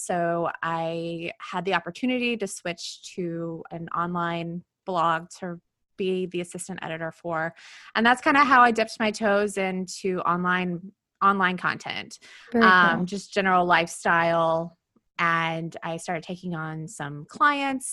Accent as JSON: {"language": "English", "region": "Tennessee", "country": "United States", "also_born_or_lived": "Birmingham, Alabama", "moved": "as an adult", "lives_now": "New York City, United States", "said": "I am from Tennessee originally"}